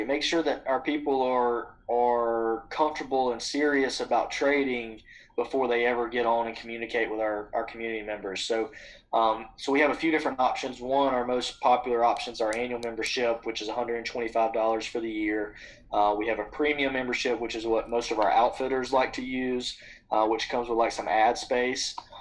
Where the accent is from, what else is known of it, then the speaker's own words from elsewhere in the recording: Butler, Alabama, United States; I grew up in Butler, Alabama